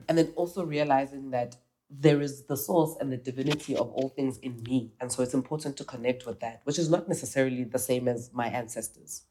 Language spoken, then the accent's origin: English; South Africa; I'm South African